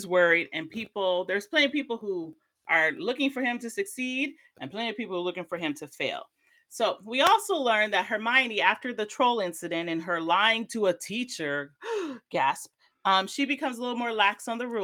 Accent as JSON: {"language": "English", "country": "United States", "said": "as an American"}